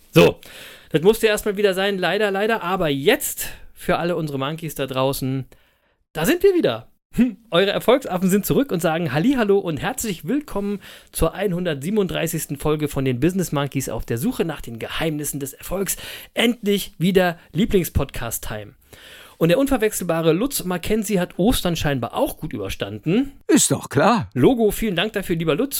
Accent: Berlin, Germany; ich bin ja auch in Berlin geboren und aufgewachsen

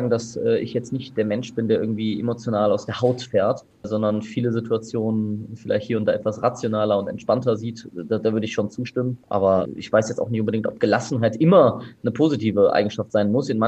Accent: Bonn, North Rhine-Westphalia, Germany; Ich komme aus Bonn, genau. Gebürtiger Bonner. Auch gebürtiger Bonner, ja. Geboren und aufgewachsen in Bonn tatsächlich.

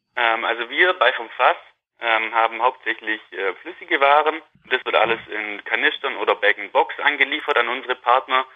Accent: Wangen im Allgäu, Baden-Württemberg, Germany; also born or lived in Nürtingen / Hohenheim / Waldburg; ich komme aus der Nähe von Wangen im Allgäu, bin da auf dem Milchviehbetrieb von meinen Eltern aufgewachsen

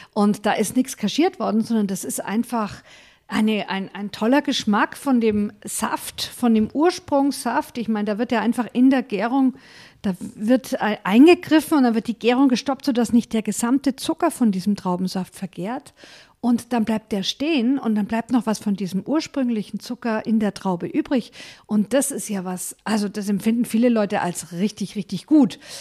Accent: Franconia, Bavaria, Germany; Bei uns in Franken

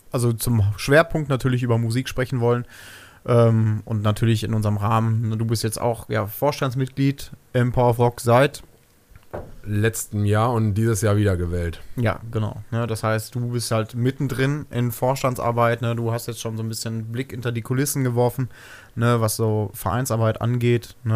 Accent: Bad Fredeburg, North Rhine-Westphalia, Germany; born there; ich bin gebürtiger Bad Fredeburger. Das heißt, ich bin noch in dem Krankenhaus, was hier vor ein paar Jahren dicht gemacht habe, noch geboren.

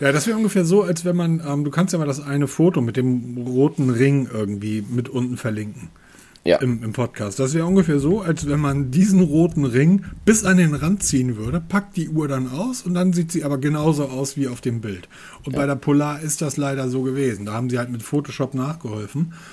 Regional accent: Germany; ich bin Deutscher

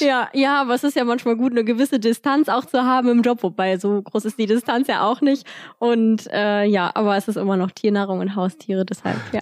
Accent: Cologne, North Rhine-Westphalia, Germany; ich komme aus Köln, Paula auch

